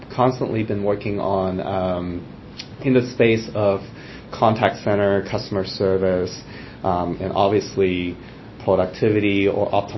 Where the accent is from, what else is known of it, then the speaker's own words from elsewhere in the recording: Hong Kong; now in United States; growing up in Hong Kong, where I was born